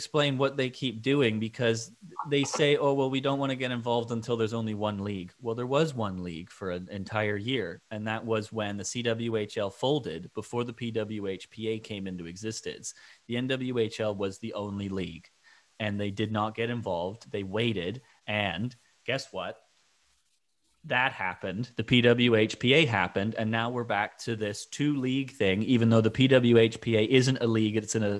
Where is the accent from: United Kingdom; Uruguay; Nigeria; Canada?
Canada; Toronto, Ontario; because they're from Toronto and I'm from Toronto and I like the women from Toronto